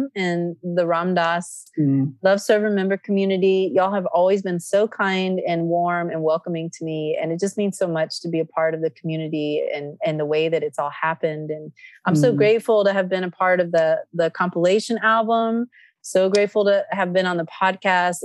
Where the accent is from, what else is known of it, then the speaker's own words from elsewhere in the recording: Nevada City, California, United States; also born or lived in Athens, Greece; Nevada City, California, which is my hometown